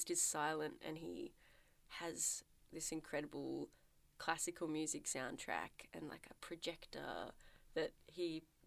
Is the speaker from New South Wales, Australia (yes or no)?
no; Melbourne, Victoria, Australia; I'm from Melbourne, which is in Victoria, which is in Australia